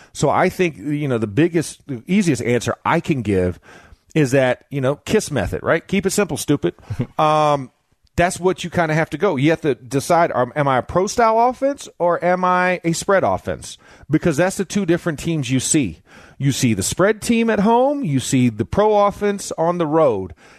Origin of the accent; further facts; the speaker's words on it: Florida, United States; moved away as an adult; also born or lived in Pittsburgh; I played in Pittsburgh for nine years, and I'm from Florida